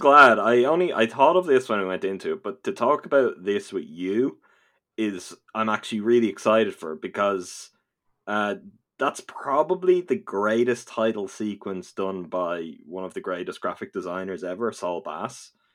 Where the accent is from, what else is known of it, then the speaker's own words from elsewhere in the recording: Ireland; I am from this little dot of an island in the Atlantic Ocean that often gets forgotten about